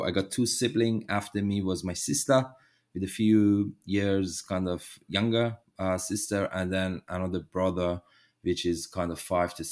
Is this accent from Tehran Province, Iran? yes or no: yes; Tehran, Tehran Province, Iran; moved away as an adult; now in Australia; I am from Iran, originally from Tehran. I was born there and I grew up in kind of a middle class family in Tehran